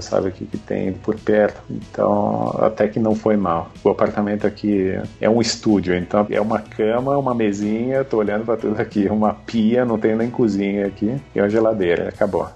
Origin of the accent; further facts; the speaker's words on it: São Paulo, Brazil; moved away as an adult; also born or lived in Czech Republic / London, United Kingdom / Turku, Finland; now in Thailand; eu sou de São Paulo, capital